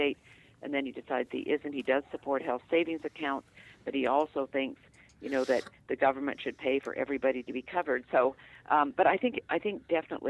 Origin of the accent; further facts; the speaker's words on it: Vancouver, British Columbia, Canada; now in United States; in Canada, where I'm from the West Coast, from Vancouver